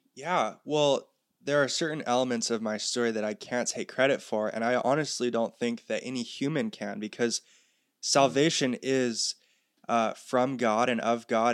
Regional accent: North Shore of Oahu, Hawaii, United States; moved away as an adult; also born or lived in Santa Barbara, California; I was raised here on the North Shore of Oahu, but about four years ago, I moved to California to go to college in Santa Barbara.

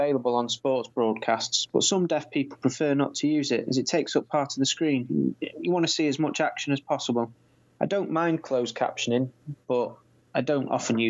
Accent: Canada; first language American Sign Language; English is a second language; now in Washington, D.C., United States; No, we're both Canadian originally.

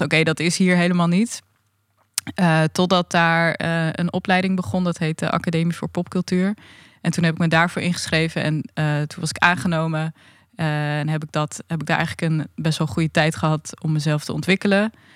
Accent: Leeuwarden, Friesland, Netherlands; ik kom nu vanuit Leeuwarden gereisd. En daar ben ik ook opgegroeid.

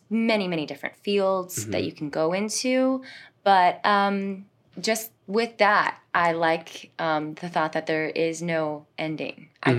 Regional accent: Bonifay, Florida, United States; moved away as an adult; also born or lived in Tampa, Florida / Venezuela; now in Orlando, United States; I am from Bonifay, Florida.

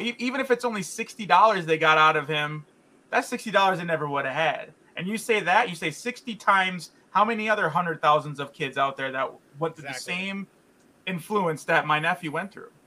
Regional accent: Chicago, Illinois, United States; I grew up in Chicago, and we had all imports

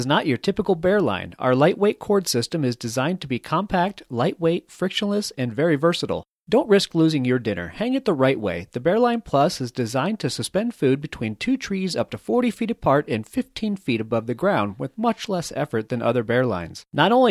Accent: Connecticut, United States; I grew up on the East Coast in Connecticut, and everything was just humid

